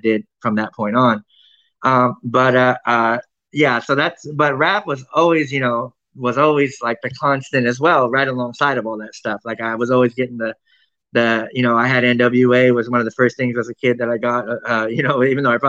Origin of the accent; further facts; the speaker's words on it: Fresno, California, United States; also born or lived in Bay Area; I'm from Fresno, but I mean, I spent a lot of time in the Bay Area